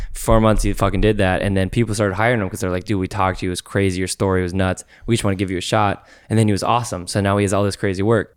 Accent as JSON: {"language": "English", "region": "Minnesota", "country": "United States", "moved": "as an adult", "said": "When I moved out here from, uh, Minnesota"}